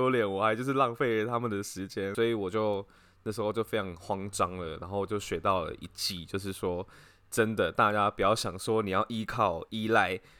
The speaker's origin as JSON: {"language": "Chinese", "country": "China", "said": "我是我是中国人，这样子。"}